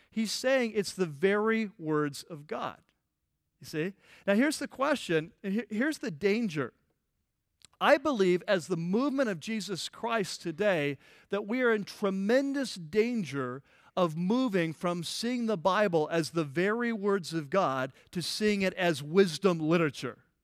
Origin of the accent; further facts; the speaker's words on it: United States; also born or lived in California; our country, United States